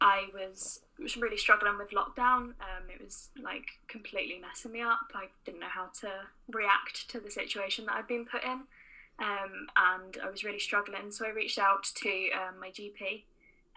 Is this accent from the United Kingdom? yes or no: yes; Oxford, South East England, United Kingdom; moved away as an adult; now in Belfast, United Kingdom; I'm not from Northern Ireland, as you can probably tell from my accent. I'm originally from Oxford, so moved over for uni.